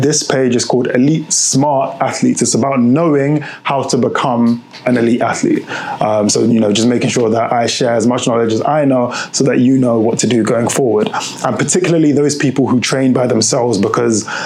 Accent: United Kingdom; also born or lived in Lyon, France; if you can hear from my accent, I'm from the UK.

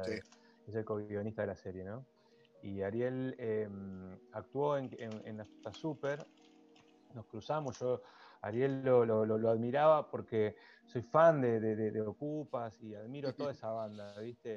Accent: La Plata, Buenos Aires Province, Argentina; yo soy platense y aquí formé

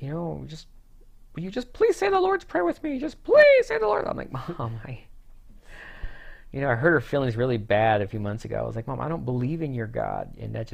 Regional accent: California, United States; moved away; when we moved to Arkansas from California. Everyone was always like, "You're different."

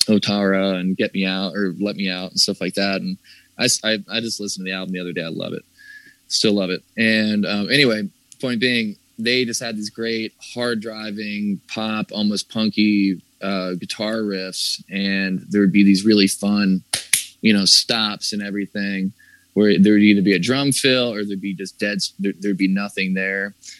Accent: the South, United States; That's kind of about growing up in the South and, you know, growing up and like, you know, like hearing that whole thing, like sweet little country boy kind of stuff.

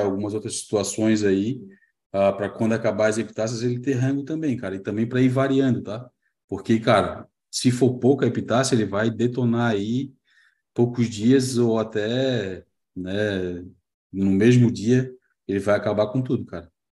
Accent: Florianópolis, Santa Catarina, Brazil; mas eu também sou neto e também sou de Floripa

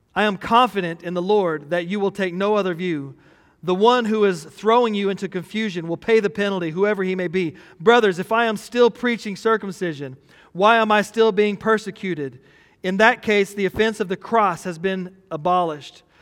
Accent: Texas, United States; we're from Texas

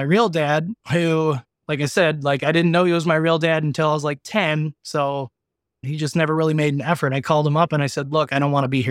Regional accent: Lynxville, Wisconsin, United States; I went back to my hometown area, which is Lynxville, Wisconsin. It's 124 people. There's 3 bars.

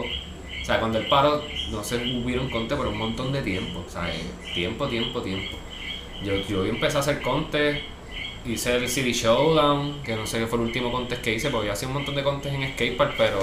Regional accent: Ponce, Puerto Rico; moved away as an adult; also born or lived in Río Piedras, San Juan; now in San Juan, Puerto Rico; Ponce toda mi vida y ahora pues soy sanjuanero.

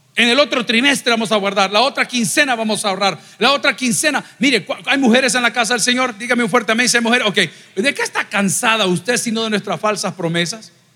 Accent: El Salvador; cuántos somos salvadoreños aquí

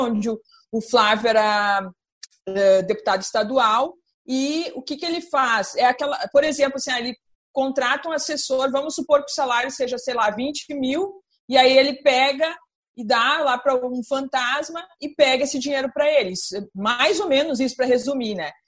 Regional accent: Brazil; como brasileira, como cidadã

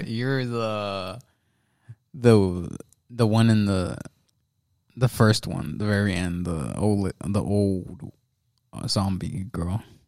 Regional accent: United States

